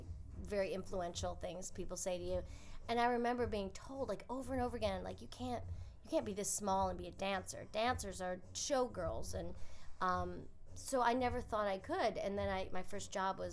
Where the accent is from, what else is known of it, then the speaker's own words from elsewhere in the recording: Henrietta, New York, United States; I am from upstate New York, a little town outside of Rochester called Henrietta.